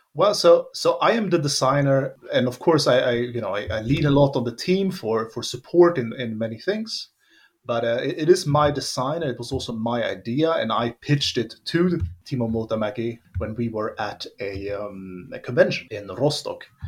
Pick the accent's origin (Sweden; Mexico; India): Sweden; moved away as an adult; also born or lived in Finland; now in Germany; grew up in Sweden.